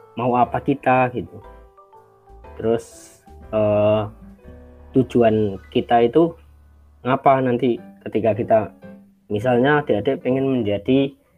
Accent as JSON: {"language": "Indonesian", "town": "Magelang", "region": "Central Java", "country": "Indonesia", "moved": "yes", "lives_now": "Sleman, Indonesia", "said": "asal dari Magelang, uh, lebih tepatnya di Payang, Kauman, Payaman, Kecamatan Secang, Kabupaten Magelang"}